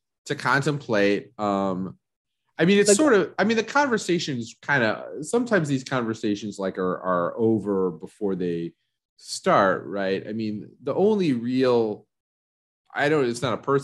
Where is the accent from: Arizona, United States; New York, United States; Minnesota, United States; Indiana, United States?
Arizona, United States; Phoenix; now in Los Angeles, United States; the shit I grew up with in Phoenix was like sweet and sour chicken